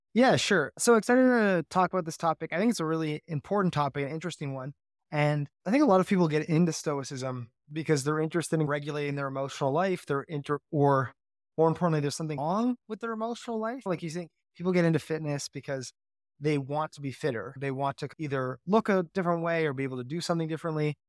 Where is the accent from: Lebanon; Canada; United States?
Canada; I'm Canadian